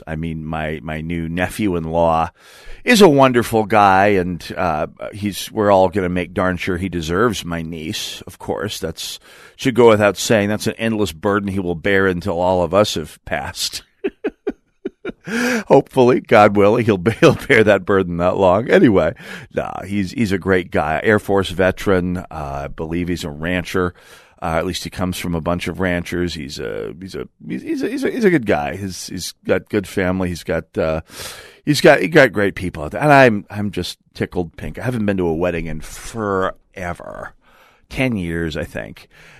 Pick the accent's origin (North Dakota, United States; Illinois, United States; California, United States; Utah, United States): North Dakota, United States; now in Minnesota, United States; I'm a native of North Dakota. I grew up on the Great Plains